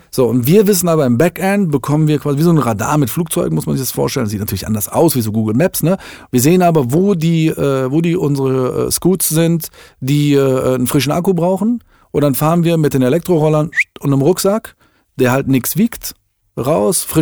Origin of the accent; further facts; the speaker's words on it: Düsseldorf, North Rhine-Westphalia, Germany; als ein Düsseldorfer Startup von einem echten Düsseldorfer für seine Leute